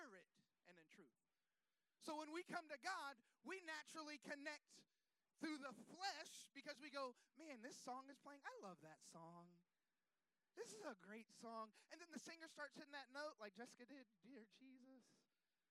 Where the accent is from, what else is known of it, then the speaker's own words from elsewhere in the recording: Florida, United States; I'm from Florida